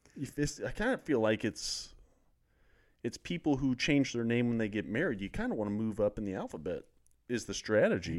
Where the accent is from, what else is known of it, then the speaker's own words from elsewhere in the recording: Lawson, Missouri, United States; I'm from Lawson, Missouri.